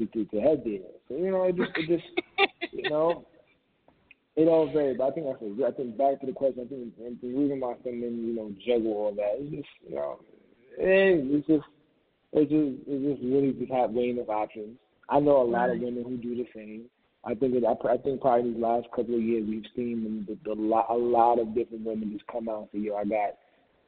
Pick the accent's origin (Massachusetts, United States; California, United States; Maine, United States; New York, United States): New York, United States; New York City; I'm from Queens, New York.